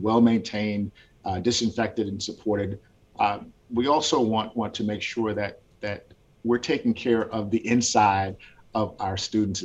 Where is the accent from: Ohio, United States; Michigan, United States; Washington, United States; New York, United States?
Washington, United States; moved away as an adult; also born or lived in Gwinnett County, Georgia; now in Georgia, United States; I grew up in Washington State